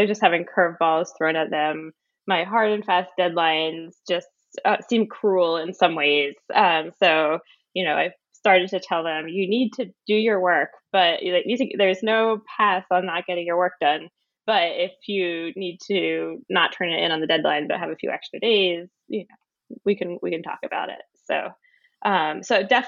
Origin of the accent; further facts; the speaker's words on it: Philadelphia, Pennsylvania, United States; moved away as an adult; also born or lived in Wellesley, Massachusetts; now in Somerville, United States; I was born in Pennsylvania in the Philadelphia area, and I went to a public high school.